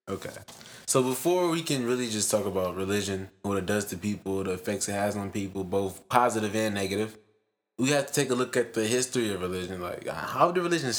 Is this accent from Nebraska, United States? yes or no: no; Detroit, Michigan, United States; We're two people from Detroit, two artists from Detroit